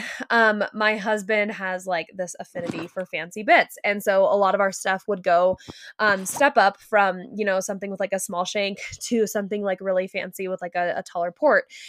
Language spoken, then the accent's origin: English; California, United States; you and I grew up in California